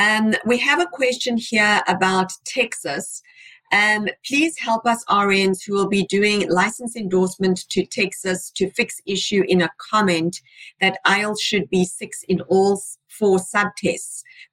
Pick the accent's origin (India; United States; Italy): India; also born or lived in United Arab Emirates; I'm from India, but born in the UAE.